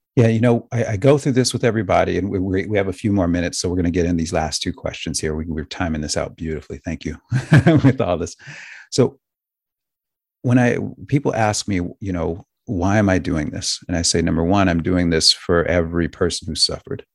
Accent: United States; I'm an American.

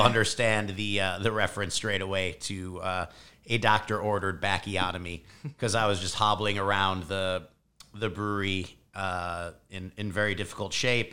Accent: Chicago, Illinois, United States; born and raised in Chicago

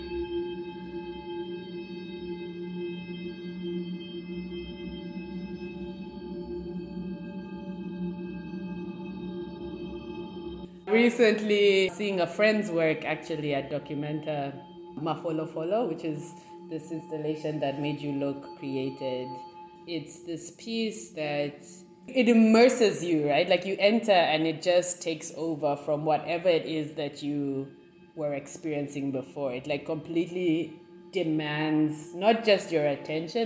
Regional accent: Ndola, Copperbelt Province, Zambia; now in Kampala, Uganda; I grew up in Zambia, in Ndola, which is a small mining town

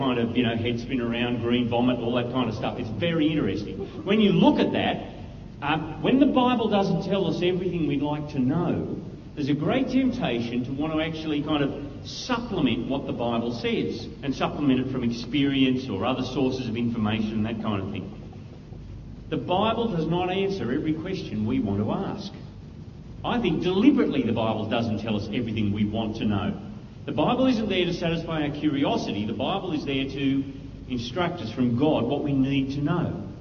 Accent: Australia; I'm an Aussie

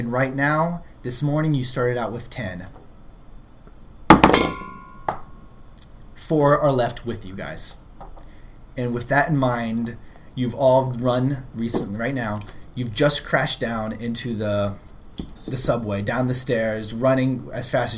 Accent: New York City, New York, United States; I am a New Yorker

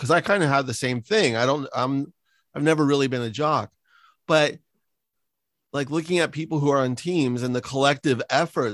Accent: San Francisco, California, United States; moved away; also born or lived in Los Angeles area (implied); I live in enemy territory because I grew up in San Francisco

